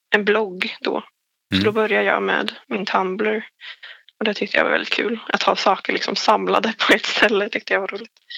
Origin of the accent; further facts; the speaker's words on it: Forshaga, Värmland, Sweden; Men jag blev fast i min hemstad och blev arbetslös och hamnade in på det här programmet över arbetslösa ungdomar för Forshaga var tydligen en av de högsta arbetslösheten i landet.